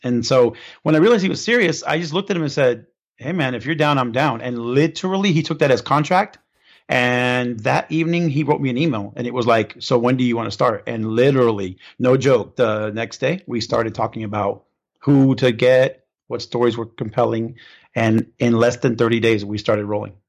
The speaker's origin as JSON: {"language": "English", "town": "Cypress", "region": "California", "country": "United States", "tie": "born or raised there", "also_born_or_lived": "Orlando, Florida", "moved": "yes", "said": "I grew up in Southern California, so Cypress, California"}